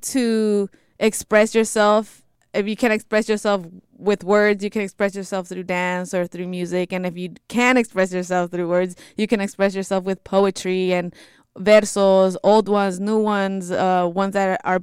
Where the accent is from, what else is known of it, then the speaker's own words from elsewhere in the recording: Bay Area, California, United States; My parents are from Jalisco and Zacatecas, and I was born and raised in the Bay Area